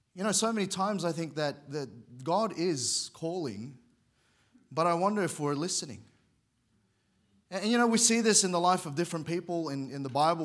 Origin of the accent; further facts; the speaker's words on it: Sydney, New South Wales, Australia; moved away as an adult; now in Queensland, Australia; I grew up in Sydney. We moved there when I was very young, and that's home to me